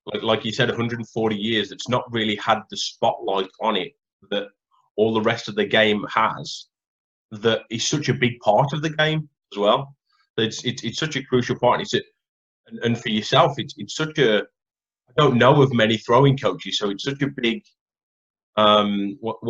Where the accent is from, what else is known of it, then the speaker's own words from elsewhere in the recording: England, United Kingdom; growing up in England